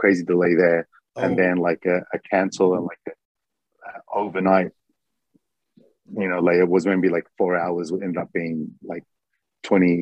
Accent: Melbourne, Victoria, Australia; now in Japan; I'm from Melbourne

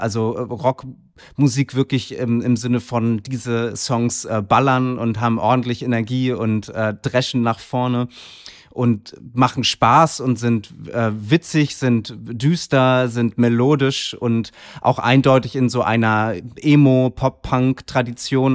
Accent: Kiel, Schleswig-Holstein, Germany; moved away; zu Hause in Kiel, äh, meiner Heimatstadt

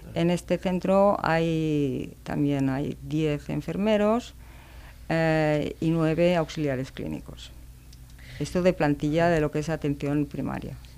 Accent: Barcelona, Catalonia, Spain; moved away as an adult; Yo soy de Barcelona, bueno, era de Barcelona, y vine trasladada para unos días y ya me quedé, llevo 33 años aquí.

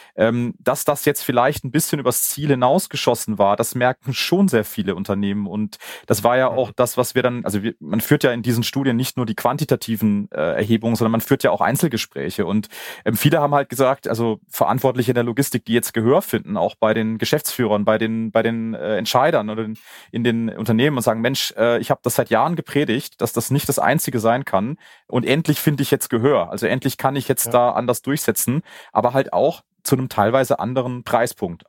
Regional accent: Karlsruhe, Baden-Württemberg, Germany; now in Munich, Germany; ich komme gebürtig aus Karlsruhe

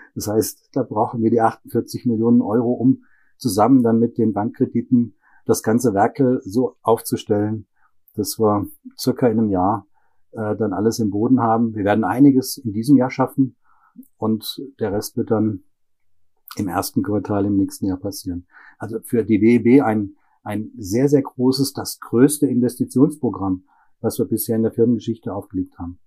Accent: Germany; moved away as an adult; now in Breiteneich, Austria; Aber gebürtig bin ich aus Deutschland

